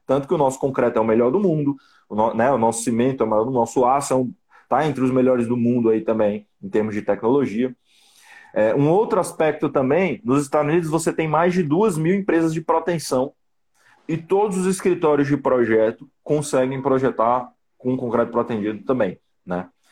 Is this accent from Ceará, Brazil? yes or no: yes; Fortaleza, Ceará, Brazil; eu sou originário de Fortaleza